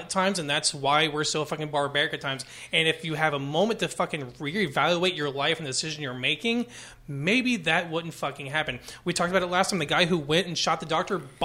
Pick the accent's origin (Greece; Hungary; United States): United States; San Antonio, Texas; I am from San Antonio